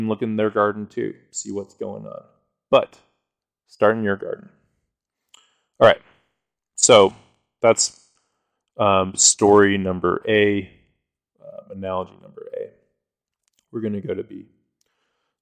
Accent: Colorado, United States; I'm from Colorado

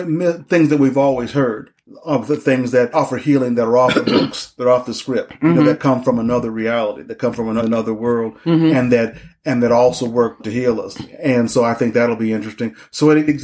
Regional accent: Denver, Colorado, United States; now in Detroit, United States; I'm originally from Denver and then moved to Detroit

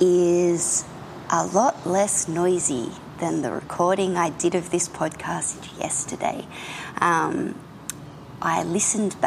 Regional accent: Australia; I'm an Australian contemporary painter

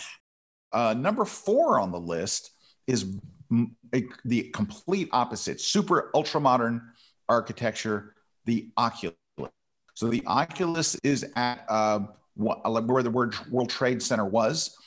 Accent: Florida, United States; I was born in Florida, but my family's from New York

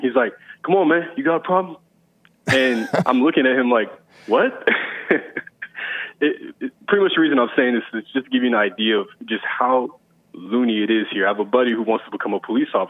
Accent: Fort Myers, Florida, United States; also born or lived in San Antonio, Texas; now in Austin, United States; Originally, I'm from Fort Myers, Florida, a small town, but I spent a lot of my time in San Antonio, Texas

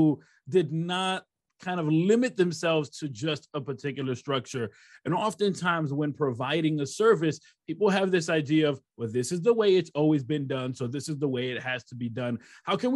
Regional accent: Rochester, New York, United States; first language English; I was born and raised in Rochester, New York, and my first language is English, my mother, she moved from Puerto Rico to Rochester

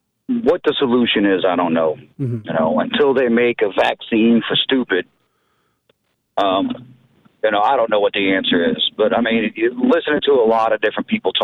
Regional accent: New Orleans, Louisiana, United States; now in Lafayette, United States; I was raised in New Orleans and I thought Lafayette was a whole nother dimension when I moved out here.

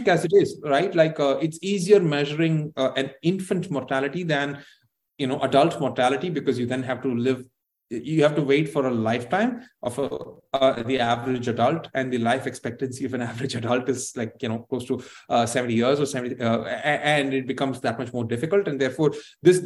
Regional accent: Tamil Nadu, India; my home state of Tamil Nadu

